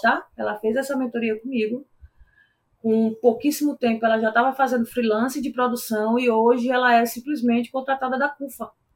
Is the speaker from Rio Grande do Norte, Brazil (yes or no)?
yes; Natal, Rio Grande do Norte, Brazil; João Pessoa era perto da minha cidade natal. E aí todo mundo foi ver suas famílias e tal, eu fui para Natal também.